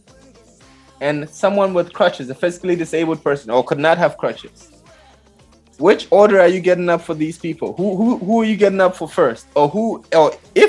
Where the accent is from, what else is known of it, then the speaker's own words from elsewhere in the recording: Cameroon; I'm from Cameroon